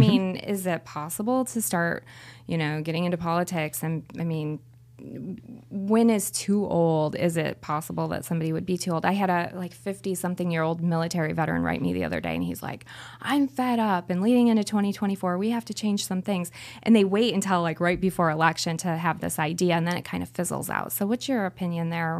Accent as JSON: {"language": "English", "region": "Florida", "country": "United States", "said": "I'm from Florida"}